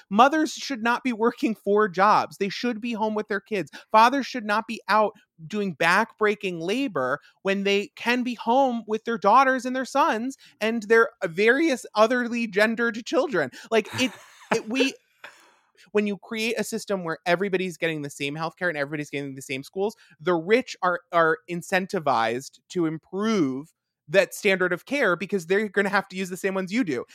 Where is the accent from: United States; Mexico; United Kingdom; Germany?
United States; Long Island, New York; I am from Long Island